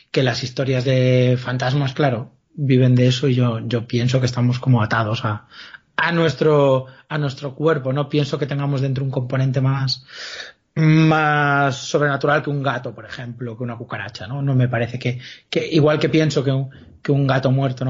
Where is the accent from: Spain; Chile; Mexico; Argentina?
Spain; Galicia; como buen gallego